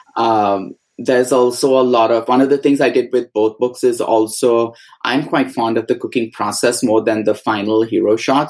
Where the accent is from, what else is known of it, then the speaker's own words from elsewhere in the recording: Mumbai, Maharashtra, India; moved away as an adult; also born or lived in Goa; now in United States; we had gone to Bombay where I was born and brought up.